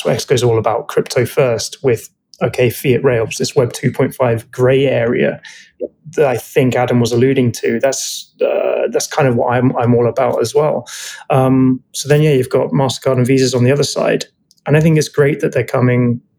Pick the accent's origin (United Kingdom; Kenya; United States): United Kingdom; being British, we have Uber here